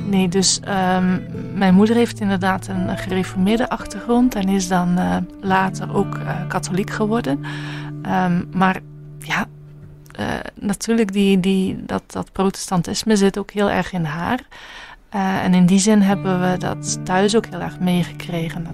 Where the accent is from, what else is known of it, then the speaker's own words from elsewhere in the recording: Zeelandic Flanders, Netherlands; accent: Dutch; moved away as an adult; now in Bruges, Belgium; ik ben Zeeuws-Vlaming, dus ik kom net van over de grens